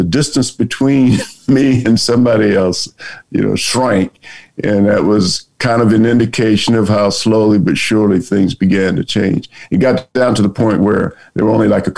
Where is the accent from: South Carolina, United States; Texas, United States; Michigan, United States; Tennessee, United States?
South Carolina, United States; Orangeburg; born or raised there; moved away as an adult